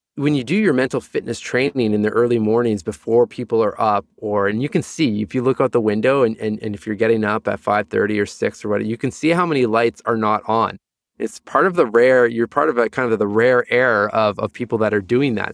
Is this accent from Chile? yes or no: no; Sudbury, Ontario, Canada; moved away; also born or lived in Toronto; a place called Sudbury, about four hours north of, of Toronto.